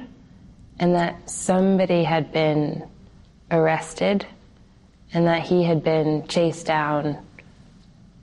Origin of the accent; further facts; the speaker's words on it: Palo Alto, California, United States; I was 22, living and working in my hometown of Palo Alto, California